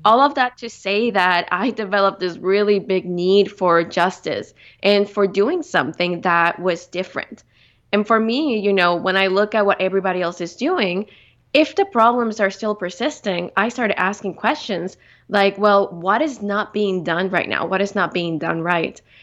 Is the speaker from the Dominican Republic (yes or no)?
yes; Dominican Republic; moved away as an adult; also born or lived in Victoria, Canada; being born and raised in the Dominican Republic, I grew up, uh, mostly outdoors